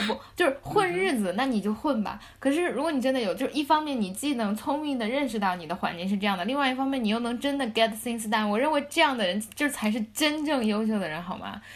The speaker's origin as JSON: {"language": "Chinese", "region": "Tibet", "country": "China", "tie": "born or raised there", "moved": "yes", "said": "我是从西藏大山走嗯出哼来的孩子"}